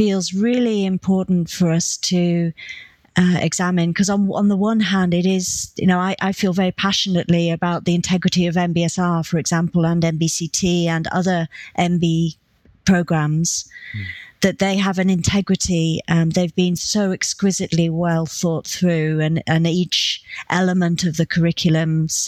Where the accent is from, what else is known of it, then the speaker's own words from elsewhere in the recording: United Kingdom; as UK British people